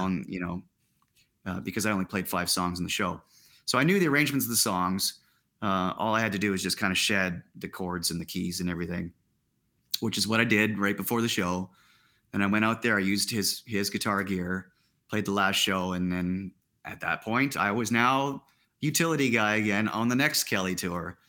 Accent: Saskatchewan, Canada; moved away; also born or lived in Ontario; I was from Saskatchewan, but they had liquor laws there

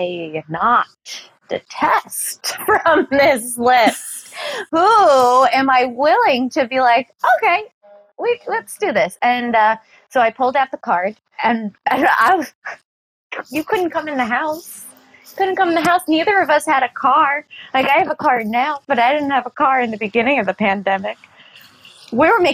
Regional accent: New York City, New York, United States; I'm a New Yorker

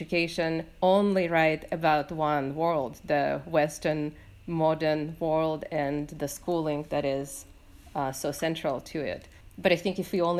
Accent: Latvia; moved away; my growing up in Latvia

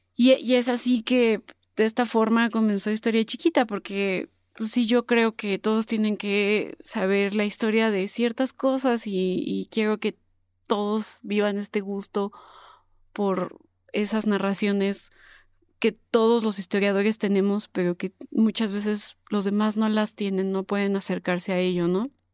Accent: Puebla, Mexico; accent: poblana, pipope, super fresa; mi acento de pipope, de poblana, super fresa

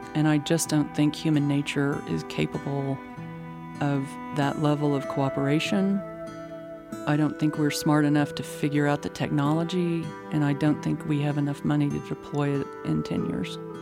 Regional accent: Midland, Texas, United States; now in Austin, United States; I grew up in Midland

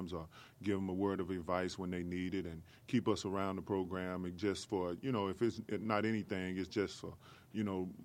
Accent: Dallas, Texas, United States; moved away; also born or lived in Charlotte, North Carolina; I'm originally from Dallas, Texas

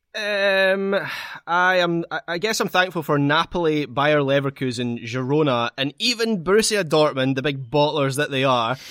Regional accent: Scot, Scotland, United Kingdom; As a Scot

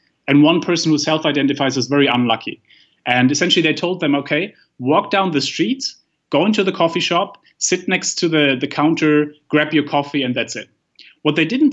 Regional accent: Germany; I come from Germany

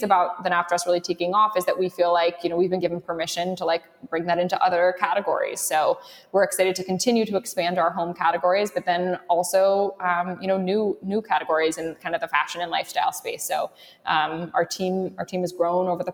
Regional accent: London, United Kingdom; now in New York, United States; I grew up in London

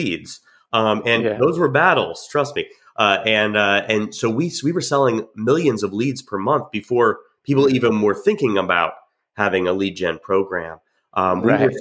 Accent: New Jersey, United States; also born or lived in Georgia; now in Jacksonville, United States; I grew up in New Jersey and then moved to Georgia

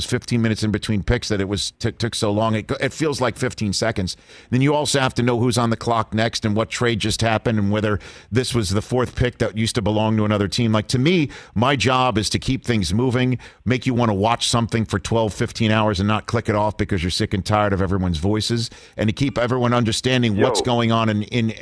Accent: New York City, New York, United States; growing up in New York City

